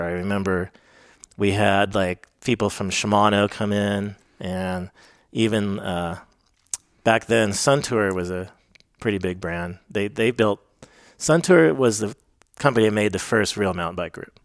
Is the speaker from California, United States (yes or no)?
yes; Fairfax, California, United States; moved away as an adult; also born or lived in Crested Butte, Colorado; we grew up in Fairfax.